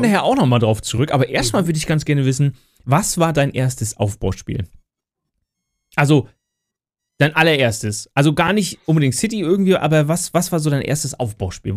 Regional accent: Lübeck, Schleswig-Holstein, Germany; ich komme ja aus Lübeck

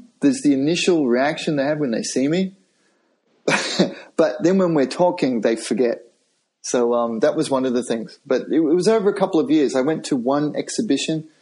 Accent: Australia; moved away as an adult; also born or lived in Japan; I'm Australian

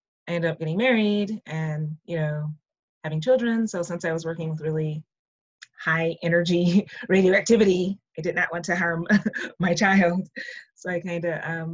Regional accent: St. Paul, Minnesota, United States; moved away as an adult; I'm originally from St. Paul, Minnesota. So from those not familiar, it's up by Iowa, North Dakota, South Dakota, Wisconsin. So I grew up there, born and raised

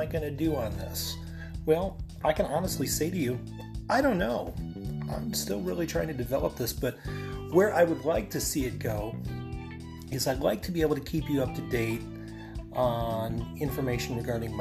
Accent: Bradford, Pennsylvania, United States; I am originally from Bradford, Pennsylvania. I've been here my entire time on planet Earth, which is 48 years

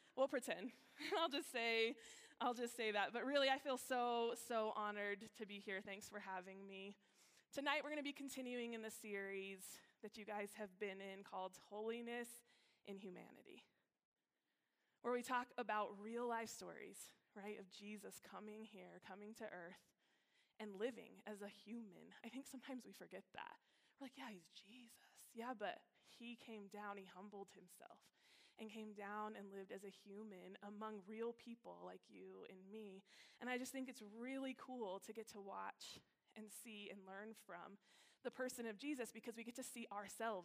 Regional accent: Alamogordo, New Mexico, United States; now in Colorado, United States; I'm from this little town in New Mexico

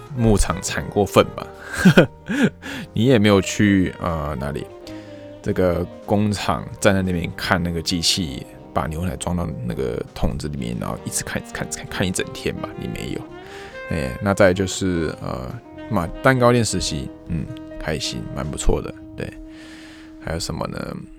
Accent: Taiwan; moved away as an adult; now in Japan; 那边店知道我是外国人，也知道我是台湾人

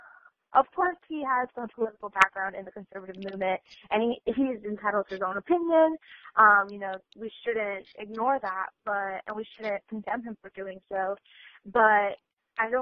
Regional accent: Miami, Florida, United States; I'm from Miami, and I live around a lot of Cubans

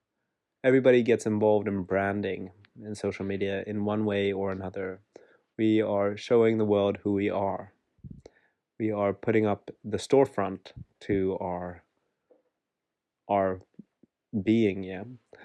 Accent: Werribee, Victoria, Australia; I'm from Werribee.

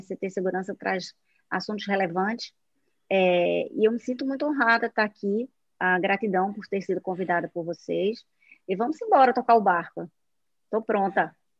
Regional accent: Northeast Region, Brazil; accent: nordestino; now in Recife, Brazil; estou aqui em Recife, pelo meu sotaque, vocês já sabem que sou nordestina

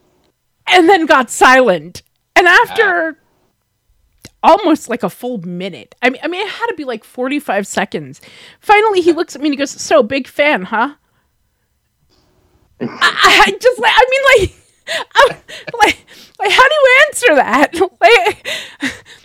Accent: New York, United States; accent: New York; I sound like I'm from New York.

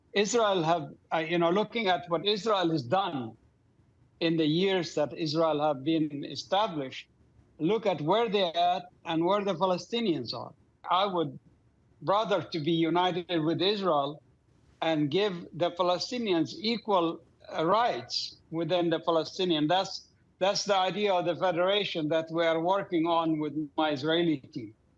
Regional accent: Doha, Qatar; moved away; I grew up in Doha, Qatar.

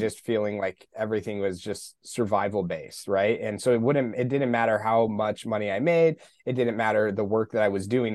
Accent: Colorado Springs, Colorado, United States; I grew up in Colorado Springs.

